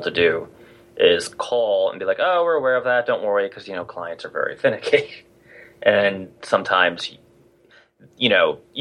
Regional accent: New Jersey, United States; I'm from New Jersey.

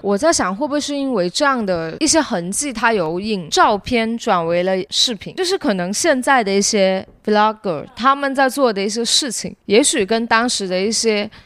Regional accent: Shenzhen, Guangdong, China; also born or lived in United Kingdom; 作为一个深圳长大的人

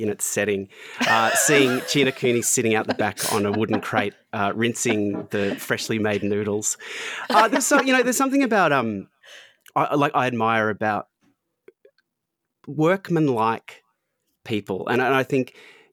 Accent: Australia; accent: Australian; I'm Australian

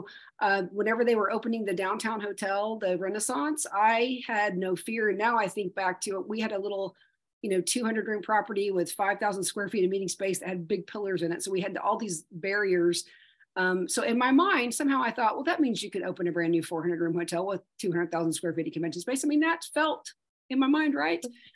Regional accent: Yukon, Oklahoma, United States; I am a native fifth generation Oklahoman, and I grew up in Yukon, America

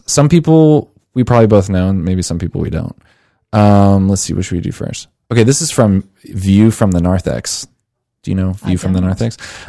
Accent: Munster, Indiana, United States; Hey, I'm from Munster. Leave our town alone. Don't make fun of us. We're great.

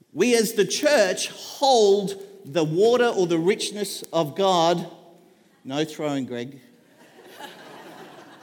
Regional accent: Queensland, Australia; now in Devonport, Australia; We grew up in Queensland

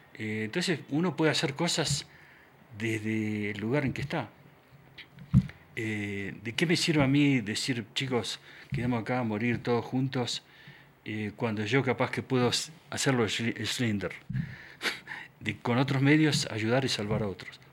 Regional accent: Argentina; moved away; also born or lived in Quito, Ecuador / United States; yo crecí en Argentina en mi adolescencia, en la época de la dictadura

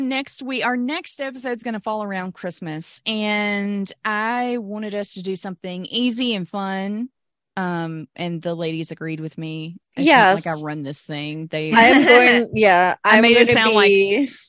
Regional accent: Tupelo, Mississippi, United States; born or raised there; moved away

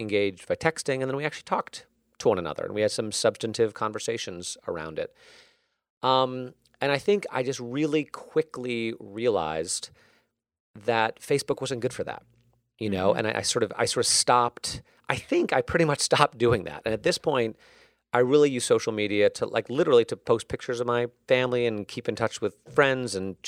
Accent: Connecticut, United States; I'll share a personal story, which is, you know, after the Sandy Hook shooting, which was close to where I grew up in Connecticut.

